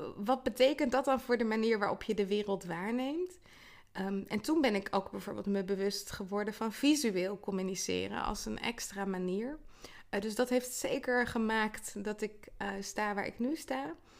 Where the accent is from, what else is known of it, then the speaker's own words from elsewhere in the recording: The Hague, South Holland, Netherlands; also born or lived in Twente; ik ben in Den Haag geboren, uh, vlakbij zee. En ehm, ja, daarna wel in de regio opgegroeid